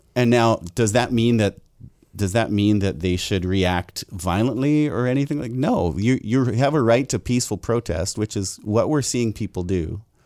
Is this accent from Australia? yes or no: no; Abbotsford, British Columbia, Canada; a white guy who was born and raised in Abbotsford